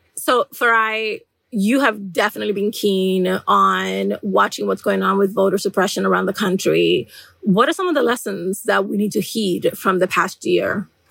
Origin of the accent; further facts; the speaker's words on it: New York City, New York, United States; I'm from the Bronx, where historically we have had astronomical rates of asthma among residents